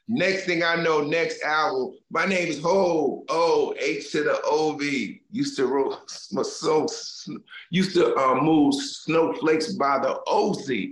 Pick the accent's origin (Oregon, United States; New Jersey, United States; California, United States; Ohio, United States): New Jersey, United States; Newark; I grew up in Newark, New Jersey